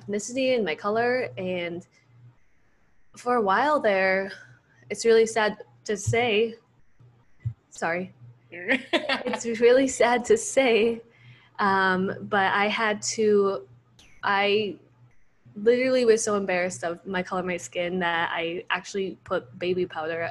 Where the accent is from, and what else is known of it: Minnesota, United States; born or raised there; also born or lived in El Salvador